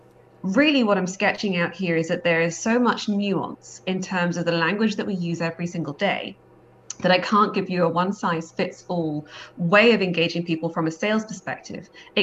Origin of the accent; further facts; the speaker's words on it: Scotland, United Kingdom; Always, we're Scottish, so that's exactly, although we don't sound it.